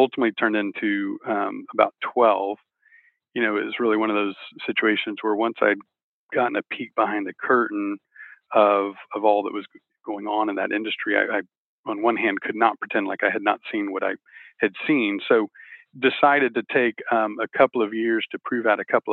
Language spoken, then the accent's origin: English; Texas, United States; I'm from Texas.